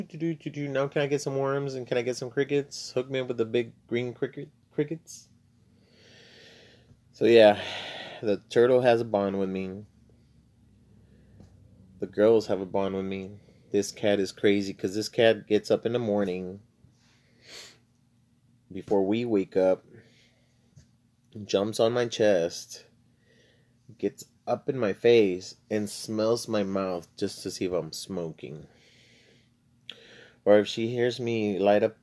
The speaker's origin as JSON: {"language": "English", "region": "South Texas border town", "country": "United States", "tie": "born or raised there", "said": "I was born and raised in the border town, still in South Texas. I was born in Texas, and, but I'm bilingual"}